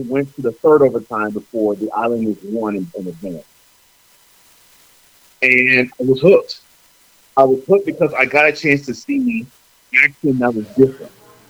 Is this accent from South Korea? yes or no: no; Houston, Texas, United States; I grew up in Houston. Unlike you, I grew up in Houston. I grew up in a place where hockey really wasn't a sport that you follow.